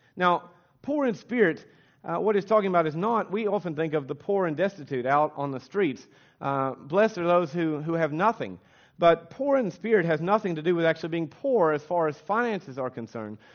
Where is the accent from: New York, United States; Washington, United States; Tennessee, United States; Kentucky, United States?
Kentucky, United States; accent: American; moved away as an adult; now in Australia; we're from Kentucky